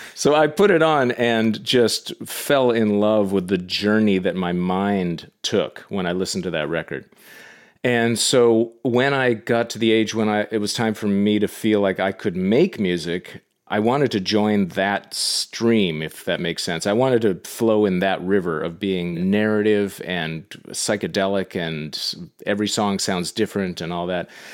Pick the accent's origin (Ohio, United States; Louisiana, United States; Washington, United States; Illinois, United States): Washington, United States; Yarrow Point; moved away as an adult; also born or lived in Boston / New York; technically I didn't grow up in Bellevue, I grew up on Yarrow Point